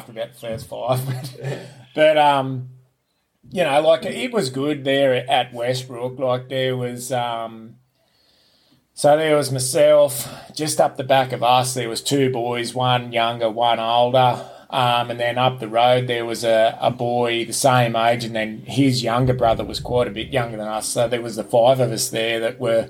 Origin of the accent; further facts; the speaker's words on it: Newcastle, New South Wales, Australia; now in Queensland, Australia; I was born in New South Wales, born in Newcastle, New South Wales, Waratah Hospital to be exact. So, yeah, not a Queenslander, born and bred.